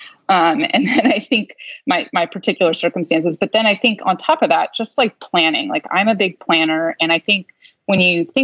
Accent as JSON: {"language": "English", "region": "Maryland", "country": "United States", "tie": "born or raised there", "said": "growing up in Maryland"}